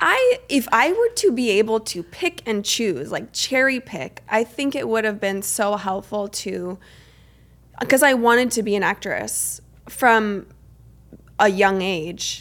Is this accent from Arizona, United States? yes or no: yes; Arizona, United States; I grew up in Arizona